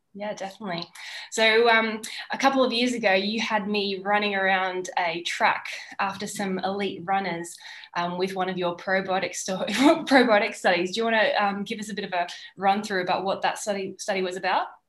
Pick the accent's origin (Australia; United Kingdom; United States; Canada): Australia; now in Girona, Spain; I'm an Australian sports dietitian based in Girona